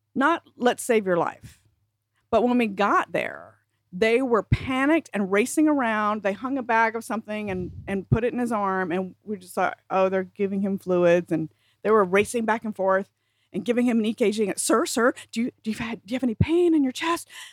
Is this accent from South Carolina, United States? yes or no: yes; South Carolina, United States; moved away; when I was still living in South Carolina and I was a teenager.